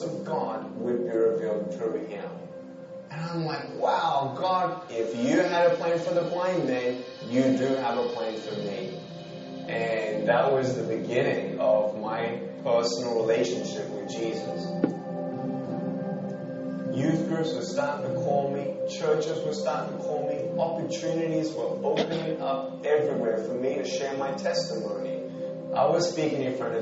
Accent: Melbourne, Victoria, Australia; I was born in Melbourne, Australia, 1982

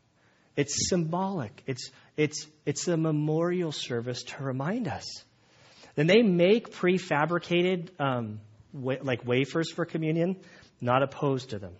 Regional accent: United States; I'm American

